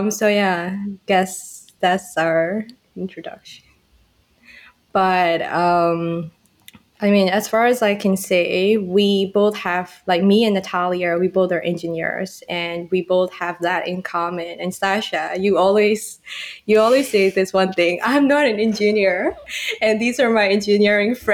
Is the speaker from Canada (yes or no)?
no; Myanmar; now in Thailand; I'm from Myanmar, I'm totally I'm totally from a different continent, like way in Southeast Asia.